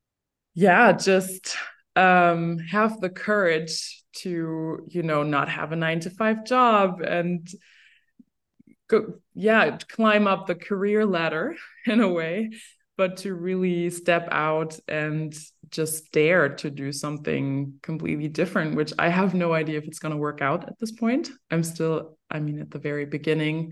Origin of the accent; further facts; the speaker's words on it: Berlin, Germany; also born or lived in Cologne; Growing up in Berlin